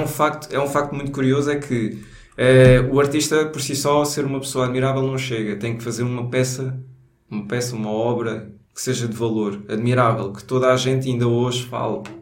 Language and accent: Portuguese; Alentejo, Portugal; accent: Alentejano; now in Lisbon, Portugal; vai ser só sotaque alentejano aqui